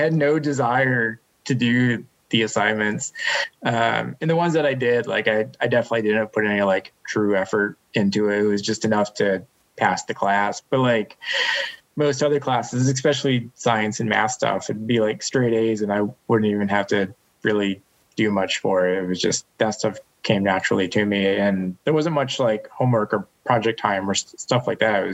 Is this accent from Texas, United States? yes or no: no; Western Massachusetts, United States; I grew up in Western Massachusetts.